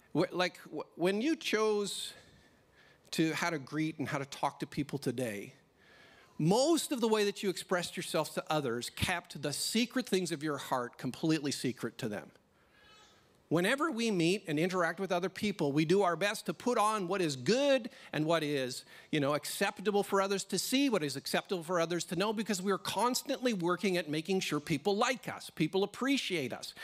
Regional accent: Canada; now in Australia; a Canadian little boy

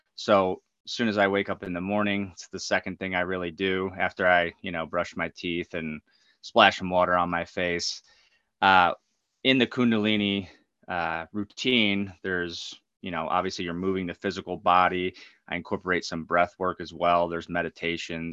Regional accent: New Egypt, New Jersey, United States; I grew up in New Egypt, New Jersey, super mm-hmm. small towns, like right in the dead center of New Jersey

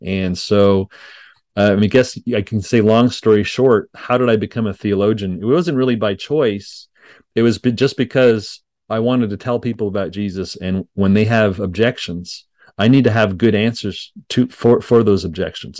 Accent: Montreal, Quebec, Canada; now in Denton, United States; I grew up in Montreal, Quebec

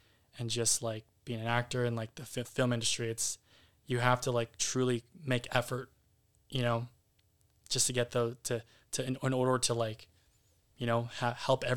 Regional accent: San Jose, California, United States; I'm very proud to be a Bay Area native

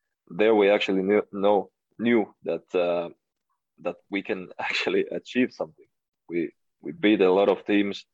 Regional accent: Finland; moved away

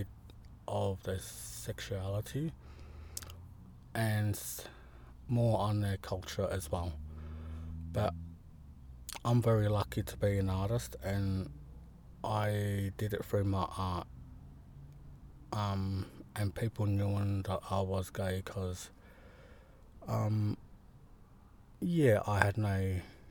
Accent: Gippsland, Victoria, Australia; I'm from Gunai Kurnai, a Gunai artist from Gippsland, Southeast Australia

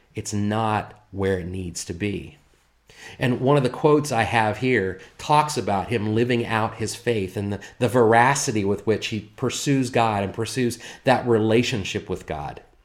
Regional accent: United States; here as American citizens

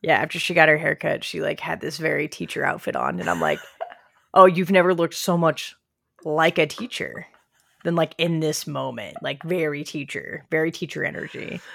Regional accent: Southern Illinois, United States; I'm from Southern Illinois, so I think I'm Southern

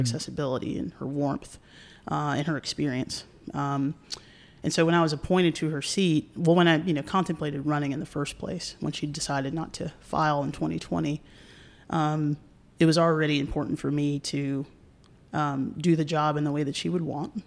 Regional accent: North Carolina, United States; I'm from North Carolina

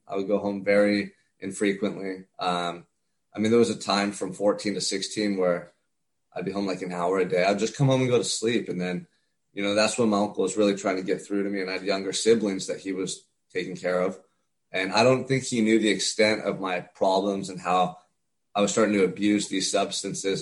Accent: Santa Barbara, California, United States; I'm from Santa Barbara, California. Um, beautiful small town about an hour and a half north of Los Angeles as a kid, I grew up right on the beach

